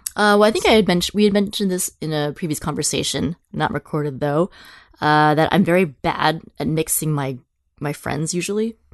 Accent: San Francisco, California, United States; also born or lived in Boston / New Zealand; So I'm from San Francisco proper. uh, third generation. My father was born and raised in the city as well. So I've always lived in the city

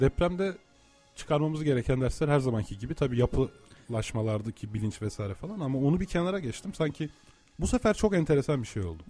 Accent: Turkey; sen de ben de bu topraklarda doğduk değil mi? Yıllardır buralarda yaşıyoruz.

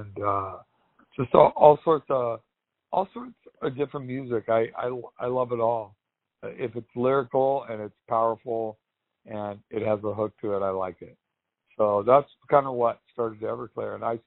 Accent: Santa Monica, California, United States; I grew up in Santa Monica, California

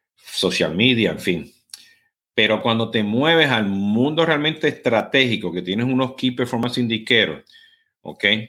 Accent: Puerto Rico; como voy puertorriqueño, pues estoy corriendo, ¿no? Hablo demasiado rápido

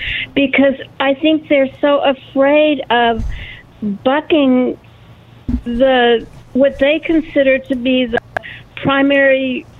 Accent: California, United States; I grew up in California, and I've seen it change so much.

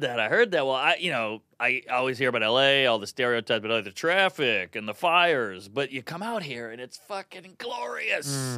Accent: New Orleans, Louisiana, United States; now in New York, United States; I grew up in New Orleans

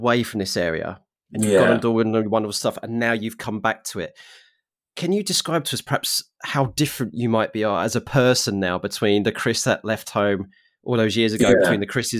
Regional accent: Essex, East of England, United Kingdom; moved away; also born or lived in Norfolk; I originally are from Essex and I moved up to Norfolk, and then I've got American family as well, all that kind of stuff. And I'm half Cockney

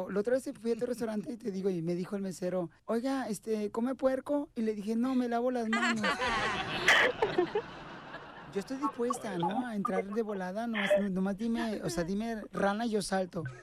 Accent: Mexico City, Mexico; y soy de la Ciudad de México.

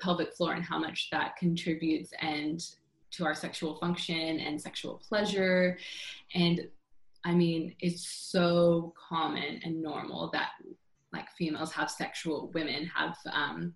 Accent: California, United States; I grew up in California

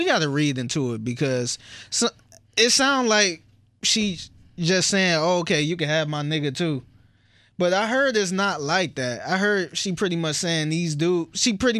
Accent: Cleveland, Ohio, United States; I'm from Cleveland too

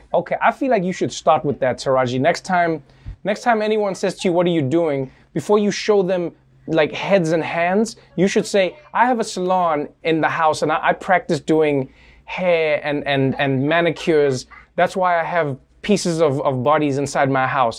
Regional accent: South Africa; moved away; I grew up in South Africa

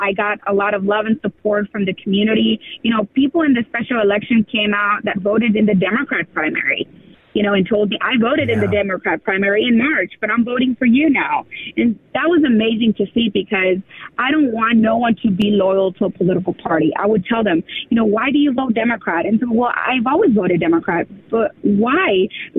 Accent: Mexico; born there; I was born in Mexico, and a lot of people tell me, how can you be a Republican if you were born in Mexico?

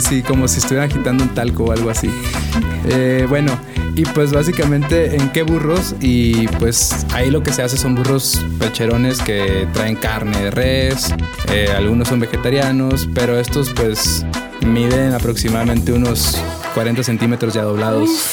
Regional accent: Ciudad Obregón, Sonora, Mexico; now in Mexico City, Mexico; Yo soy de Ciudad Obregón, eh, una ciudad que no parece ciudad

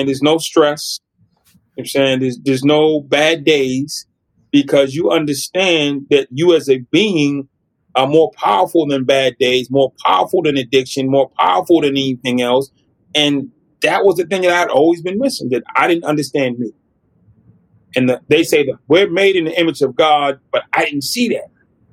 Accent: United States; I'm an American

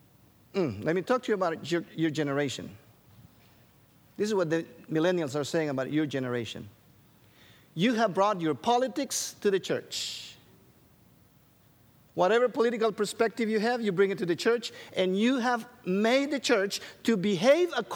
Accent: Guatemala; Rachel and I, we grew up in Guatemala

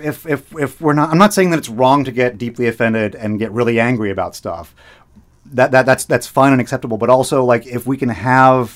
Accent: Boston, Massachusetts, United States; I was born in Boston

